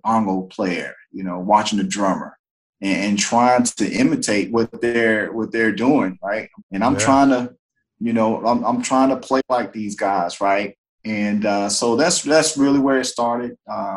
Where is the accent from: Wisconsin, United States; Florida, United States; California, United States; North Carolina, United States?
North Carolina, United States; Greensboro; I'm originally from Greensboro, North Carolina. Born and raised there